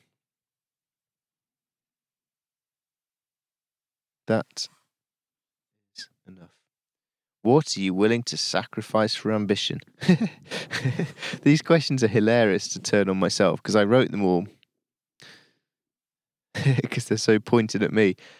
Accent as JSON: {"language": "English", "region": "Yorkshire and the Humber", "country": "United Kingdom", "lives_now": "London, United Kingdom", "said": "I say, oh, I live down in London, but I'm from Yorkshire. I always say that. I'm really proud of being Yorkshire."}